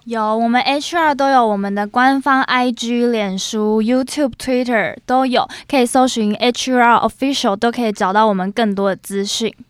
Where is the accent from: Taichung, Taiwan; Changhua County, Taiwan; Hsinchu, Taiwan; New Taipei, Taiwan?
Taichung, Taiwan; moved away as an adult; now in Taipei, Taiwan; 因为我本身是台中人